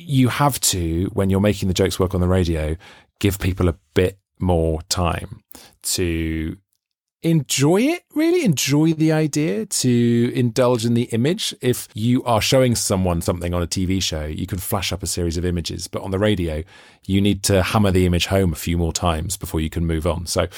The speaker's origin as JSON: {"language": "English", "region": "Wales", "country": "United Kingdom", "said": "because as a Welshman, you can obviously hear I don't sound very Welsh, but I've always been obsessed with this idea that Welsh, a sense of Welsh identity is really connected with the accent. And I read that really annoys me because I don't have a Welsh accent, but I feel really Welsh."}